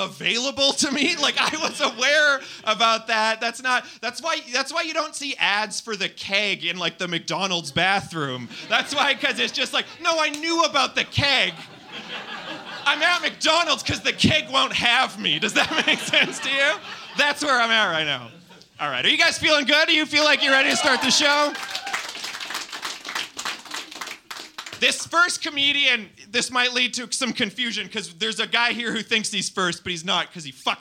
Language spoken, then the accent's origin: English; Winnipeg, Manitoba, Canada; now in Toronto, Canada; I'm from Winnipeg